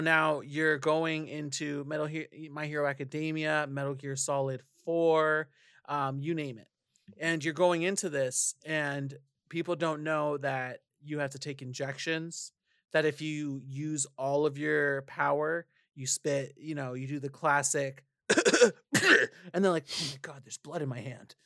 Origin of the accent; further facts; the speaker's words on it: California, United States; as a Californian